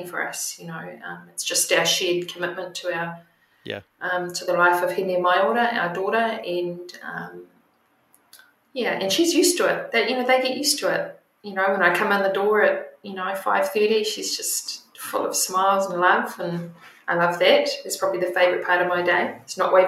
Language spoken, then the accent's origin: English; Tauranga, Bay of Plenty, New Zealand; also born or lived in Taranaki; we moved from Taranaki to the Bay of Plenty in Tauranga Moana. And I did all of my schooling there, high schooling, before I went to university